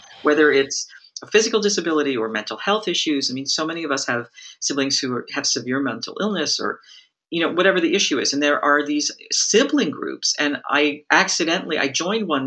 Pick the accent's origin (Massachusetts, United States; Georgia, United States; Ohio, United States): Massachusetts, United States; I grew up in Massachusetts